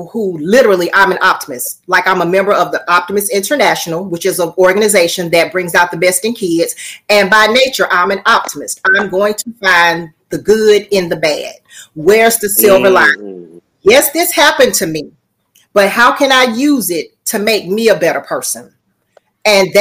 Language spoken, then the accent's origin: English; Birmingham, Alabama, United States; now in Talladega, United States; born and raised in Birmingham, Alabama